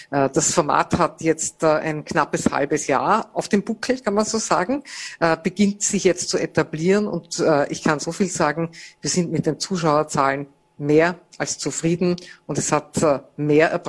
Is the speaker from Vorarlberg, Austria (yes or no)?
yes; Vorarlberg, Austria; accent: Vorarlberg dialect; now in Vienna, Austria; Das ist sozusagen mein Stück Vorarlberg, das ich mitgenommen habe nach Wien mit meinen äh, Geschwistern und Eltern